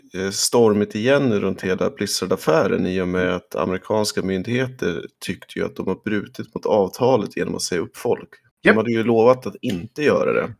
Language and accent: Swedish; Sweden; Som svensk